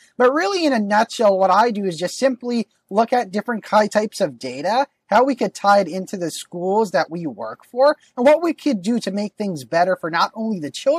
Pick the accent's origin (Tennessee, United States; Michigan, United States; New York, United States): New York, United States; New York City; I was born and raised in the city my entire life in what is known as the best borough, Queens, the most diverse borough, the world's borough.